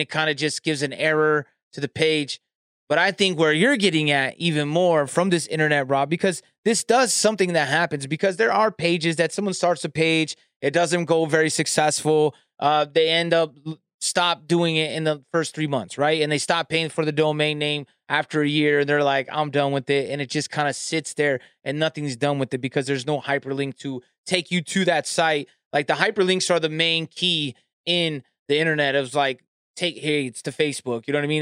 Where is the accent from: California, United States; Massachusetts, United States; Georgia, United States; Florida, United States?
California, United States; I'm from California